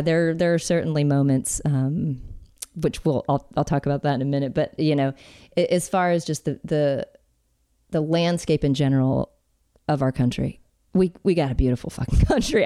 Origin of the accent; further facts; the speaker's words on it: Alabama, United States; I'm from Alabama, born and raised